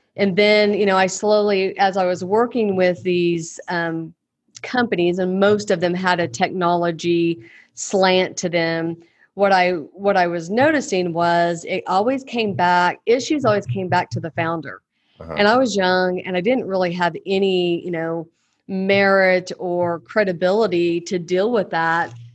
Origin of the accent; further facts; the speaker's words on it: Oklahoma, United States; born and raised in Oklahoma.